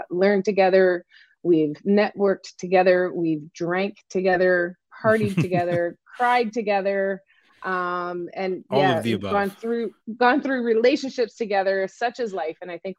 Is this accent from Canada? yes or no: yes; Eastern Canada, across the border from Maine, New Brunswick, Canada; I am Canadian. I grew up in Eastern Canada, which is for those of you that are in the States, I just live across the border. I just grew up across the border of Maine.